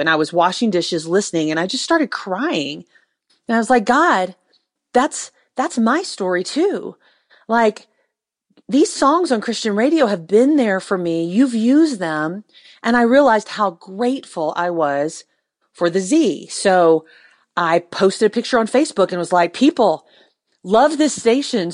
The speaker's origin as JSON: {"language": "English", "country": "United States", "said": "I'm an American woman"}